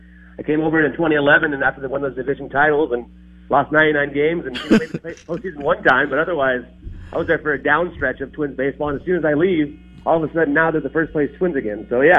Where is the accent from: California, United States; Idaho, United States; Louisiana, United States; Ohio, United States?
California, United States; Los Angeles County; moved away; I grew up in Los Angeles County, but not too far from Anaheim, still, though.